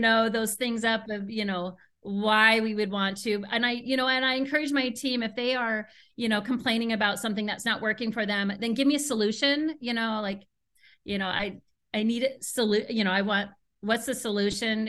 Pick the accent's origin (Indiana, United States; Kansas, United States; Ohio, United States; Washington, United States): Washington, United States; Seattle; now in Chicago, United States; I'm originally from Seattle